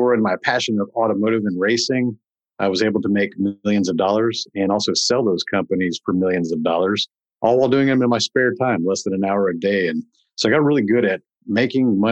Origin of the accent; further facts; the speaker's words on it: Houston, Texas, United States; I was able to stay here in Houston, my hometown